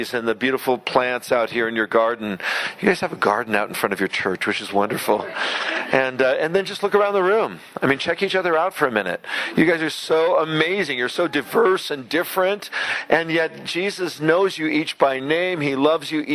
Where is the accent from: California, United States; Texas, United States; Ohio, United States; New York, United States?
California, United States; San Francisco; I was raised in San Francisco with no Christian upbringing